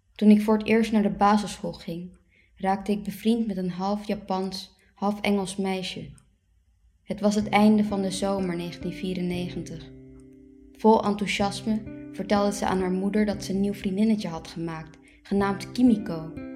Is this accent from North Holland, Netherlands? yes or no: yes; Haarlem, North Holland, Netherlands; first language Dutch; Ik ben geboren in Haarlem in 1990